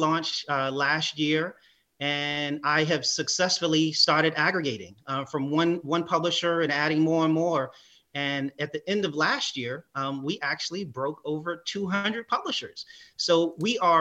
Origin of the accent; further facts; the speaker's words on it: New York, United States; growing up in New York, I used to read the Amsterdam News